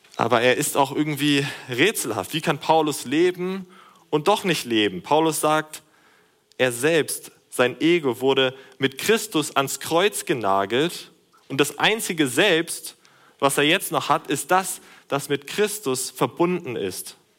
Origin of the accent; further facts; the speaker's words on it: Germany; durch unsere Nationalität als Deutsche des christlichen Europas.